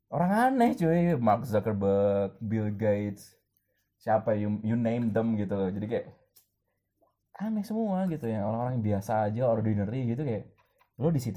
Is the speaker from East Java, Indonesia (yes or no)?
yes; East Java, Indonesia; terus kayak gue Islam gue Indonesia gue Jawa Timur